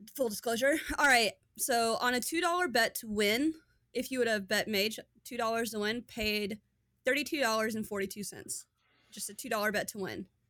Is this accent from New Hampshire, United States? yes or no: no; Kentucky, United States; I'm from Kentucky